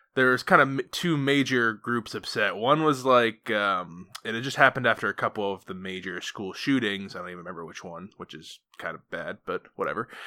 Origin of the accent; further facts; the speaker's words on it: Maine, United States; now in Philadelphia, United States; I grew up in Maine